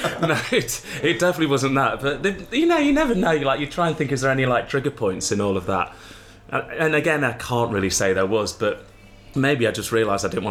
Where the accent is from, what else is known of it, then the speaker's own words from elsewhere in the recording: Derby, East Midlands, United Kingdom; I was born in Derby